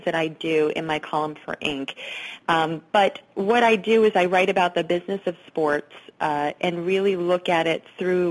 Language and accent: English; Pennsylvania, United States; now in New York City, United States; where I grew up in Pennsylvania, it's 2 hours from New York City and 2 hours from Philadelphia